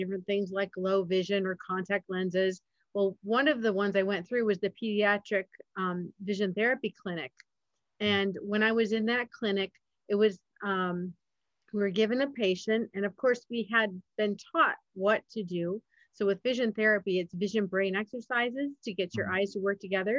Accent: Michigan, United States; I grew up in Michigan

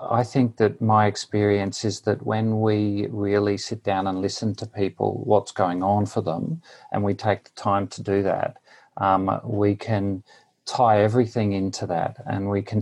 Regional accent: Queensland, Australia; moved away as an adult; also born or lived in Newcastle, New South Wales, Australia; now in India; I grew up in Australia. Originally, my first 24 years were spent in Queensland, the state of Queensland

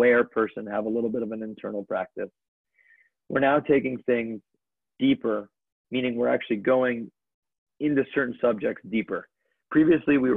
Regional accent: Connecticut, United States; I grew up in Connecticut

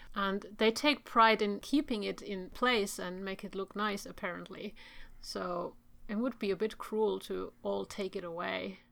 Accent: Turku, Southwest Finland, Finland; Which is my hometown

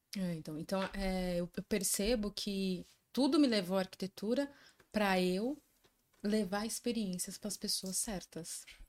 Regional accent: São Bernardo do Campo, São Paulo, Brazil; me criei em escola pública, é, e entrei para ET, né, Tec Lauro Gomes, que eu sou de São Bernardo do Campo.

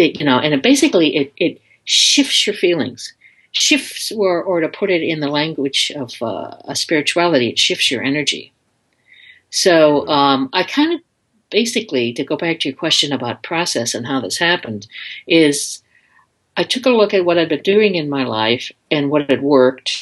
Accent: just outside of Detroit, Michigan, United States; I grew up in Michigan, just outside of Detroit

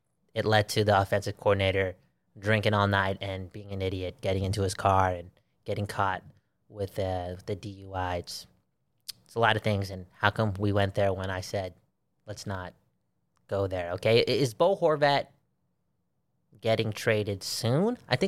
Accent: Belgium; remember, I'm from Belgium. I'm from Belgium, and Belgium faces off against Canada sometime next week

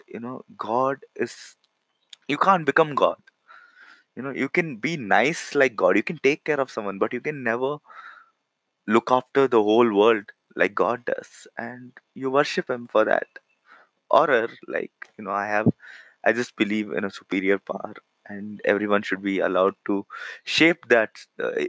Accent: India; I'm from India.

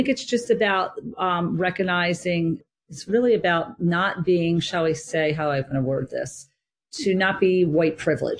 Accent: New Jersey, United States; accent: New Jersey; everybody can hear my New Jersey accent.

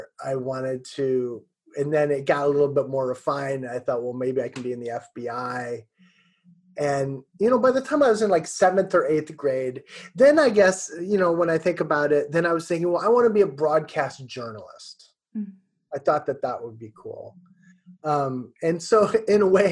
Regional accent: Peoria, Illinois, United States; I grew up in Peoria, Illinois

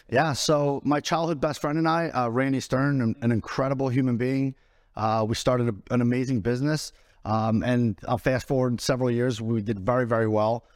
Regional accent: Philadelphia, Pennsylvania, United States; moved away as an adult; where I come from, I'm from Northeast Philadelphia, inner city Philadelphia.

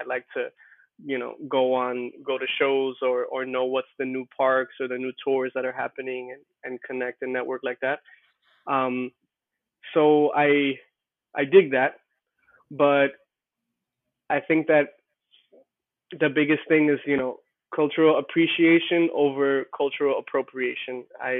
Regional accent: New York City, New York, United States; And I say, Queens. They're like, oh, but like born and raised? I'm like, yeah, like that's where I'm from.

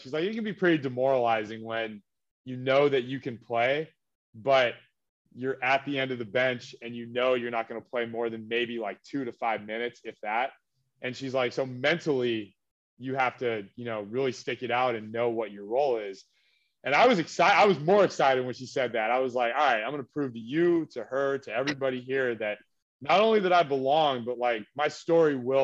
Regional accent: Orange County, California, United States; I'm from Orange County, California

